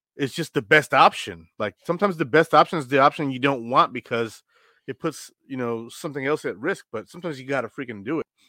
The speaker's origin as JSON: {"language": "English", "town": "Rochester", "region": "New York", "country": "United States", "said": "I'm from Rochester"}